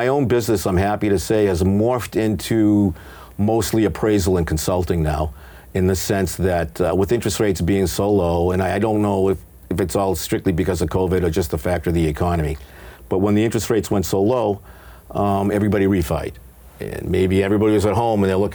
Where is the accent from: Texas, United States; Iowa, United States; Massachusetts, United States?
Massachusetts, United States; Franklin; also born or lived in Denver; We grew up in Franklin